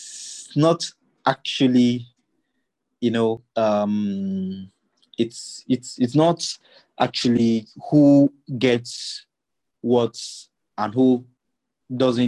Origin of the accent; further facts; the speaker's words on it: Ogugu, Kogi, Nigeria; my hometown in Ogugu